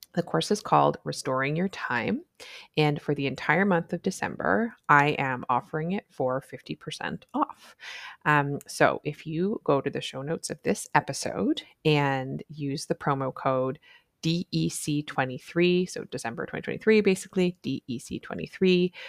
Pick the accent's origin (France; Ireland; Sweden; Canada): Canada; I'm a Canadian family physician